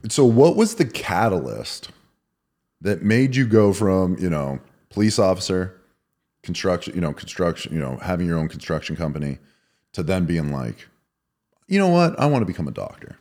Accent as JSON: {"language": "English", "town": "Erie", "region": "Pennsylvania", "country": "United States", "tie": "born or raised there", "said": "I grew up in Erie, Pennsylvania."}